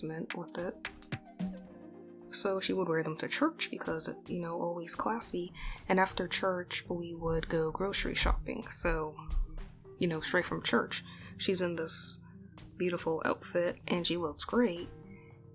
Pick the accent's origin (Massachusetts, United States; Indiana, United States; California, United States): Massachusetts, United States; Boston; I was born in Boston and raised in a suburb outside of the city